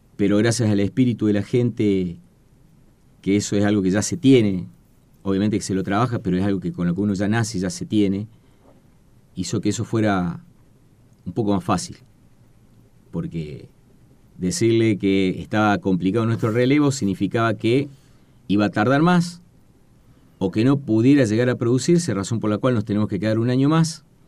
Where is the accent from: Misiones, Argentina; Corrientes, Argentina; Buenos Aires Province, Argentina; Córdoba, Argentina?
Córdoba, Argentina; moved away as an adult; also born or lived in Comodoro Rivadavia, Chubut; al cumplir cinco años, nos trasladamos a la provincia de Córdoba y ahí es el lugar donde me crié. Así que yo me considero más cordobés que chubutense